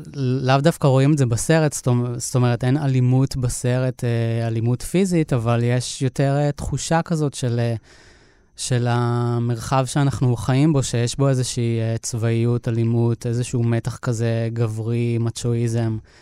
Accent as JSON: {"language": "Hebrew", "area": "Moshav Ganot Hadar, near Netanya", "region": "Central District", "country": "Israel", "tie": "born or raised there", "also_born_or_lived": "Montreal, Canada", "said": "אני גדלתי במושב ליד נתניה"}